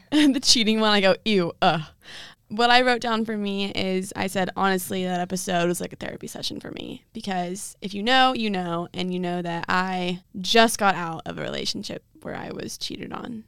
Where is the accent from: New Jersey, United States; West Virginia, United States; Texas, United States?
Texas, United States; Dallas; Dallas, my hometown